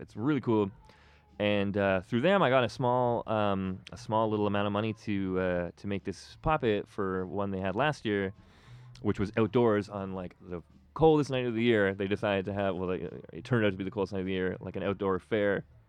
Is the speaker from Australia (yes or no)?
no; Toronto, Ontario, Canada; I grew up here. Like, I grew up in Etobicoke